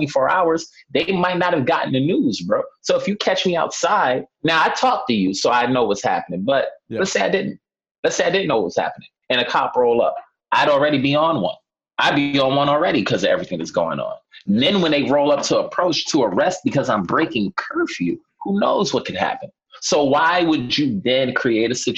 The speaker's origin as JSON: {"language": "English", "town": "New York City", "region": "New York", "country": "United States", "tie": "born or raised there", "said": "just from living here my whole life, and I grew up in Harlem, came up in the projects"}